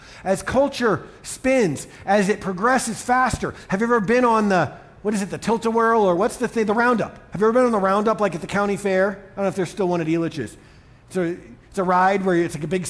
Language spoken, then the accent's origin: English; Boston, Massachusetts, United States; also born or lived in Colorado Springs, Colorado; now in Denver, United States; I grew up in Boston, where my life and values coalesced.